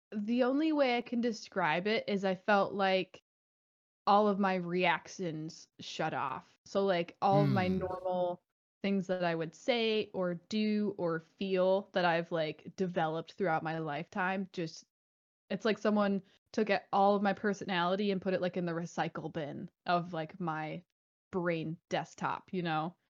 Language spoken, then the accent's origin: English; Michigan, United States; I grew up in Michigan